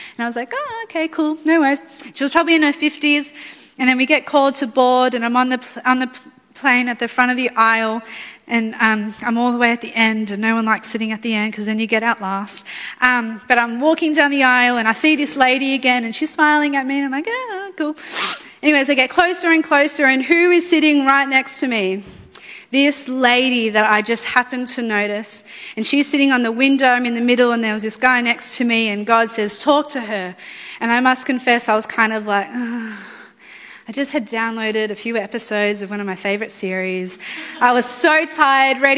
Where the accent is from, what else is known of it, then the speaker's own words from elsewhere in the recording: Melbourne, Victoria, Australia; I'm obviously from Melbourne